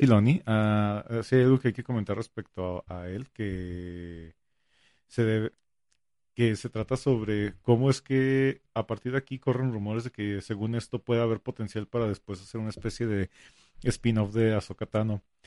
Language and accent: Spanish; northern Mexico, Mexico; a mí como, como norteño